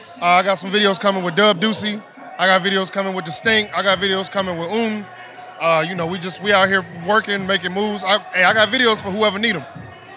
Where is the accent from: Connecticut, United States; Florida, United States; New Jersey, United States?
New Jersey, United States; Northeast; now in California, United States; I'm from Northeast New Jersey, right by Manhattan.